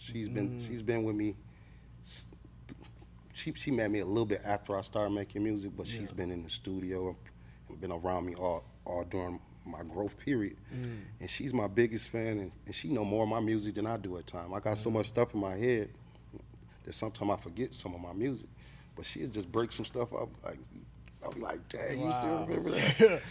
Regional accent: Midwest, United States; But I'm Midwest, but a lot of people say I sound like I'm from New York.

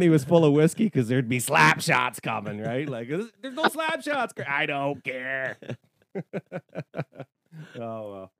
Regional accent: Toronto, Ontario, Canada; moved away; when I grew up in Toronto, we lived with my stepfather.

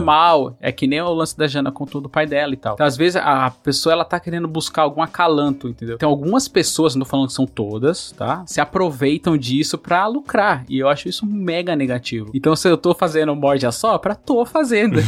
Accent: São Paulo, Brazil; also born or lived in Bahia; Eu fui criado muito tempo na Brasilândia

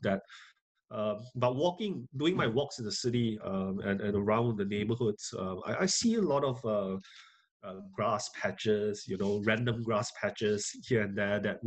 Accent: Singapore; moved away as an adult; also born or lived in United Kingdom; coming back to Singapore, it was great, because it was a period of re-exploring the country, which I grew up in.

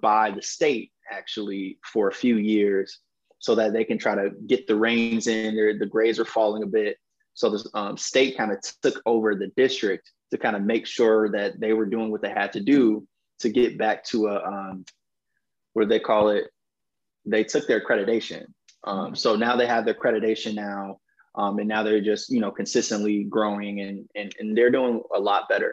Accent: Westchester, Illinois, United States; also born or lived in Chicago; I grew up partly in Chicago. My grandparents and both of my parents were from Chicago. They moved me and my sister out to the western suburbs of Westchester, you know, when we were born

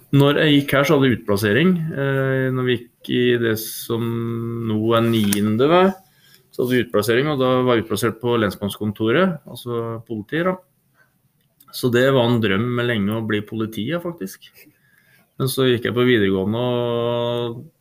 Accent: Norway; also born or lived in Trondheim; jeg har vokst opp eh, på Nyhus på Steia her

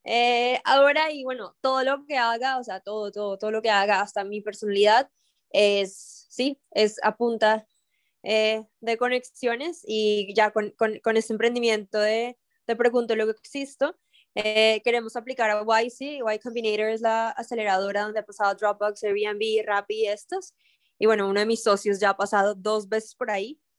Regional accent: Colombia; ya que estamos aquí en un, en un eh, podcast y como colombiano.

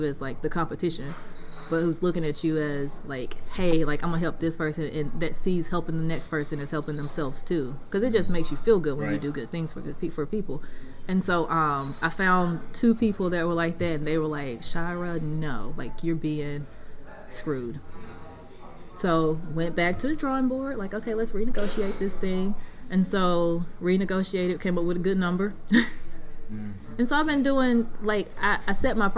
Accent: Wiggins, Mississippi, United States; also born or lived in San Antonio, Texas / Washington, D.C.; my hometown

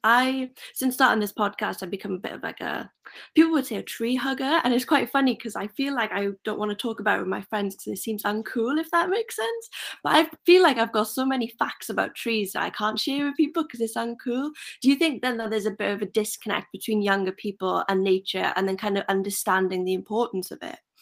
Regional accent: Merthyr Tydfil, Wales, United Kingdom; I'm from Merthyr

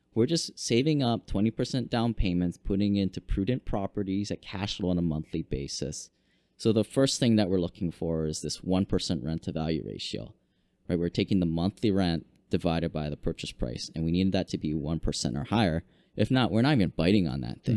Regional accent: Hawaii, United States; also born or lived in Washington; I grew up here in Hawaii, went to school, University of Washington, became an engineer

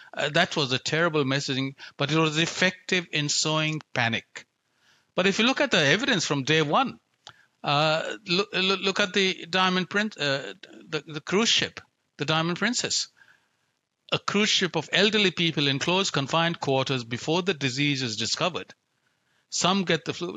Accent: India; now in Australia; I grew up in India, where risk is an everyday reality

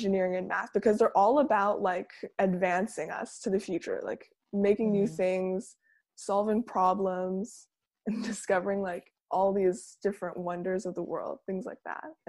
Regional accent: Langley, British Columbia, Canada; I'm from Langley, British Columbia in Canada.

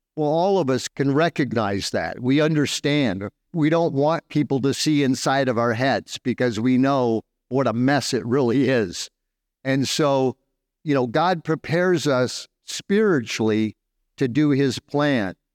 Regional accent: Southern California, United States; moved away as an adult; now in Dumaguete, Philippines; I'm from Southern California

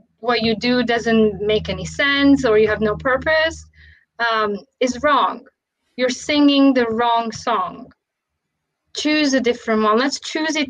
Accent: Romania; moved away; when I was growing up in Romania

